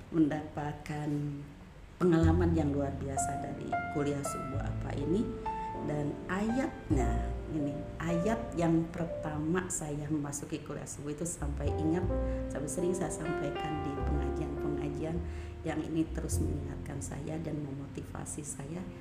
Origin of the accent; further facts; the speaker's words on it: Cianjur, West Java, Indonesia; awalnya saya dari Cianjur itu apa